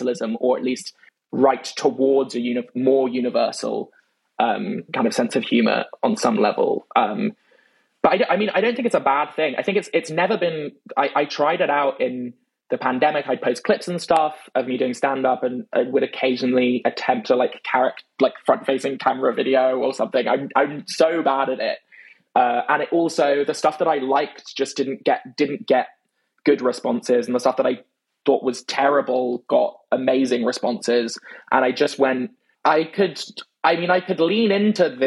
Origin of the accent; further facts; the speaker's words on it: London, United Kingdom; accent: British; I grew up in London